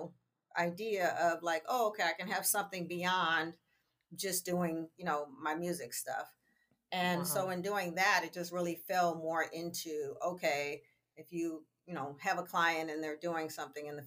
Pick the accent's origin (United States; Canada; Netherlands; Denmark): United States; San Francisco, California; I grew up in San Francisco